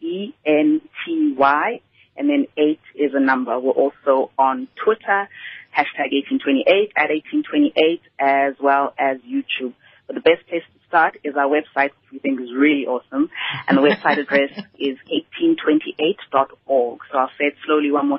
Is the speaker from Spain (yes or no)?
no; Vosloorus, Gauteng, South Africa; I grew up in Vosloorus